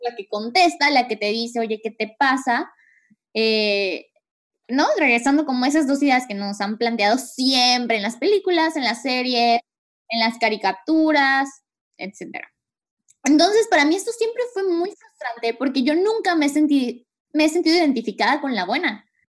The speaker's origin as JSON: {"language": "Spanish", "country": "Mexico", "moved": "yes", "lives_now": "Canada", "said": "nuestra cultura como mexicanos"}